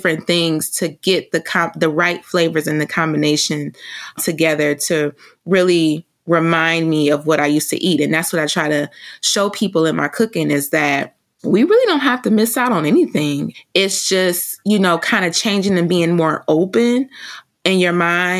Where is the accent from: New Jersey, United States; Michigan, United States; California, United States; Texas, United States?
Michigan, United States; Detroit; I'm just a girl from Detroit